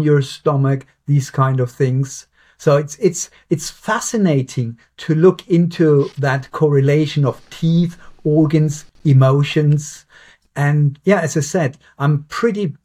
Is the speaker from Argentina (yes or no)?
no; Germany; now in Southampton, United Kingdom; I'm from Germany.